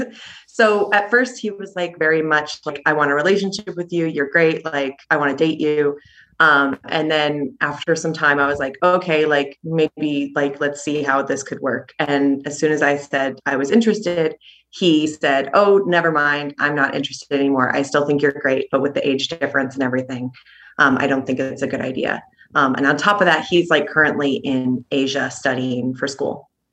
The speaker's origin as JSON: {"language": "English", "town": "Seattle", "region": "Washington", "country": "United States", "moved": "as an adult", "lives_now": "Spain"}